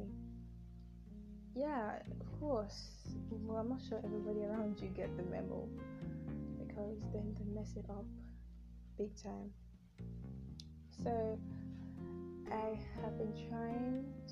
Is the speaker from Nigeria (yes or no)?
yes; Nigeria; accent: Nigerian